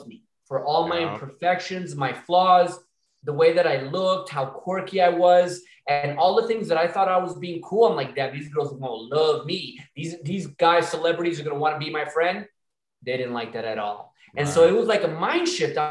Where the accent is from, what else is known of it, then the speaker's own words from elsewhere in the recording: Miami, Florida, United States; I'm from Miami